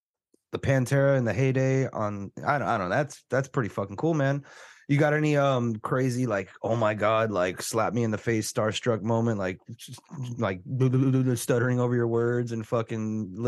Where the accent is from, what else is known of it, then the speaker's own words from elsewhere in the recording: Texas, United States; We're from Texas.